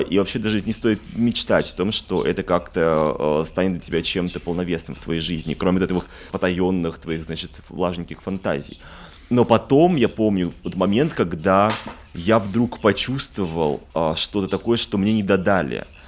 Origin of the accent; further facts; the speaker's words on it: Moscow, Russia; moved away; also born or lived in Paris; я из Москвы